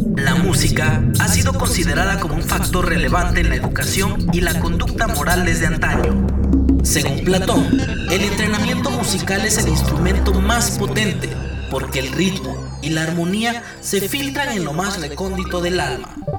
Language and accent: Spanish; Oaxaca, Mexico; nuestro compromiso como oaxaqueños